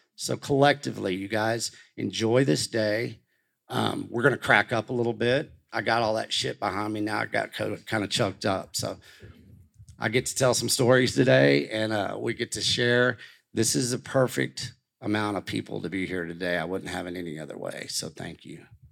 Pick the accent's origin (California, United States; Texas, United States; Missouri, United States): Texas, United States; Canyon; growing up in Canyon, Texas